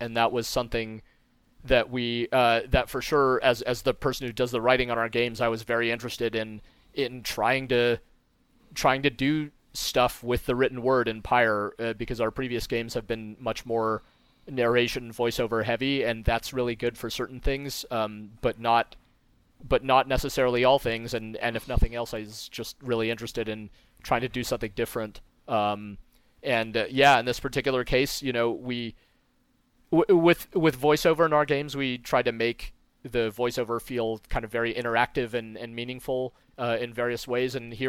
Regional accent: Moscow, Russia; born there; I happen to be a Russian. I was born in Moscow.

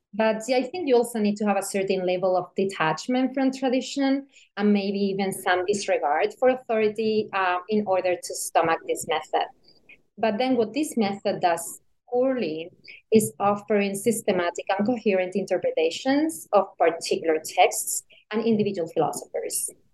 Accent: Seville, Andalusia, Spain; born or raised there; moved away as an adult; also born or lived in Beijing, China

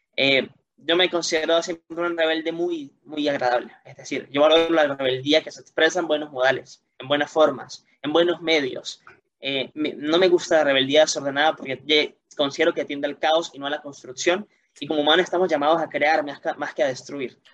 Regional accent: Venezuela; como niño venezolano, como adolescente

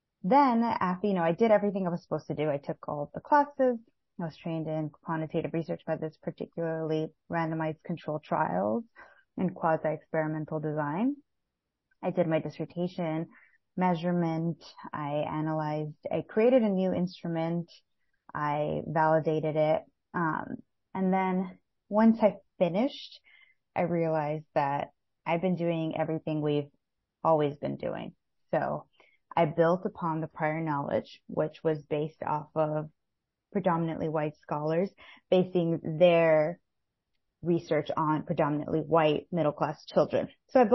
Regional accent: Los Angeles, California, United States; now in New Jersey, United States; I was born and raised in East Los Angeles, California, and now I reside in New Jersey.

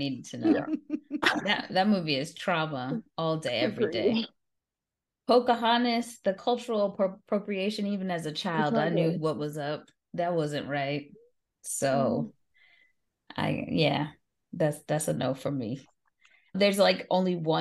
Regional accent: Jamaica; As a Jamaican

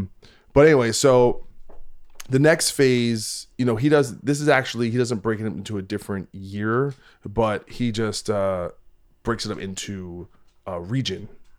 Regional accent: East Coast, United States; so I'm from the East Coast

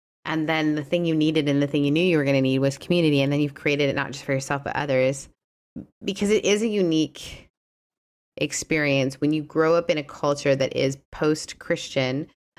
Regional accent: Canada; I couldn't talk about my faith in a lot of public spaces growing up in Canada

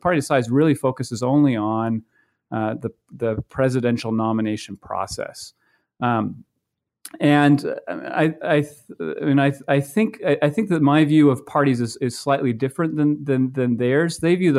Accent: Maine, United States; I grew up in Maine, and prior to going to graduate school, I worked on several campaigns in 2004 and 2006

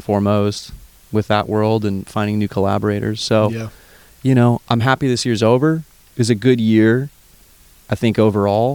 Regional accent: Phoenix, Arizona, United States; moved away as an adult; also born or lived in Tucson, Arizona; now in Austin, United States; I grew up in Arizona in Phoenix, then went to school down in Tucson, U

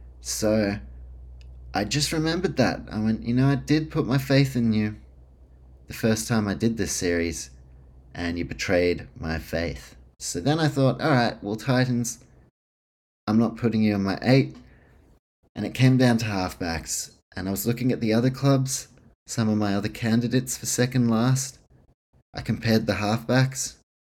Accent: New Zealand; And even when you do watch it as a Kiwi, you know, there is a fucking gap in discrepancy.

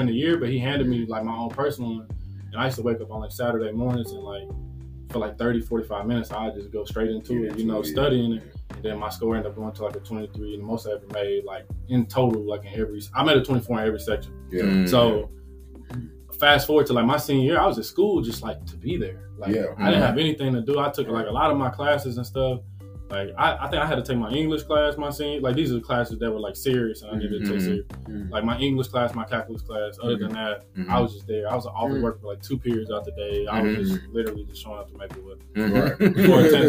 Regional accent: Nashville, Tennessee, United States; I'm coming from Graymore. I'm coming from Maplewood

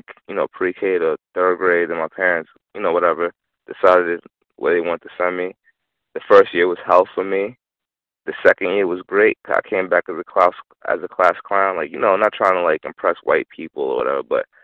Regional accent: Long Island, New York, United States; also born or lived in Brooklyn, New York / Rosedale, Queens, New York / Uniondale, New York / Hempstead, New York; I was born in Brooklyn. I lived in Rosedale till I was five, and then went to Long Island

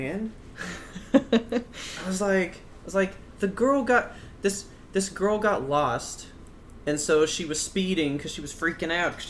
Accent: Texas, United States; How come we're from Texas?

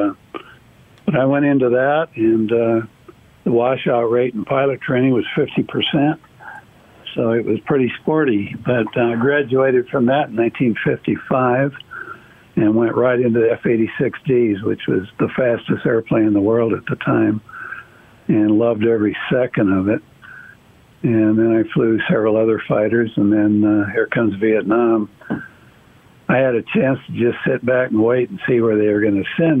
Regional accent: Los Angeles, California, United States; they moved to California, and that's where I was born and raised, in Los Angeles

